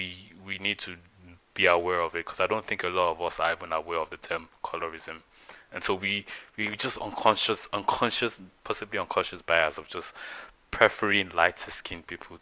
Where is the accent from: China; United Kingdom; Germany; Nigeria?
Nigeria; moved away as an adult; growing up in Nigeria, I was there for 18 years